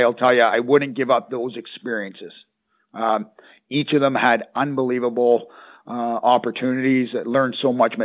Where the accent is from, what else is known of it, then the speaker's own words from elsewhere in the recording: Canada; moved away; I'm from Canada